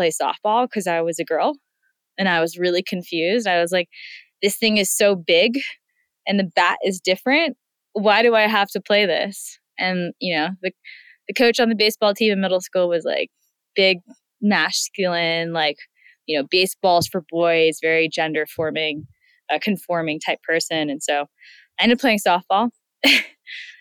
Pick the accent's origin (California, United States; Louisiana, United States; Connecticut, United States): California, United States; San Francisco; I grew up in San Francisco